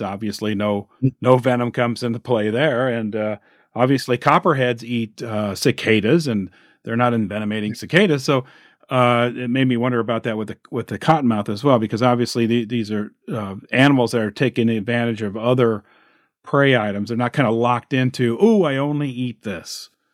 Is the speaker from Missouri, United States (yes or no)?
no; Illinois, United States; here in my home state of Illinois